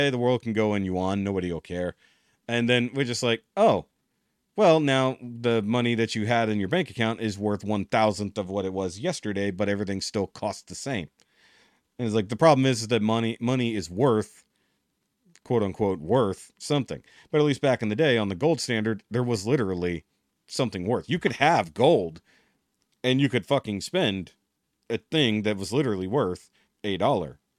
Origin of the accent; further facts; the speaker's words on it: Texas, United States; being a Texan